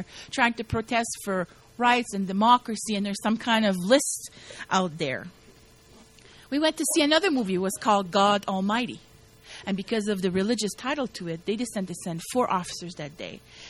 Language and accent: English; Canada; I'm yelling, I'm a Canadian citizen! You know, trying to make a point here. I'm a Canadian citizen.